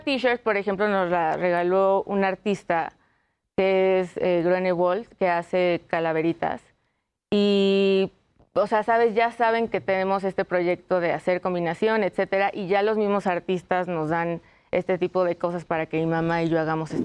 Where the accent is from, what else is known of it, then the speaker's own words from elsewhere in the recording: Mexico; como mexicanos podemos tener este folclore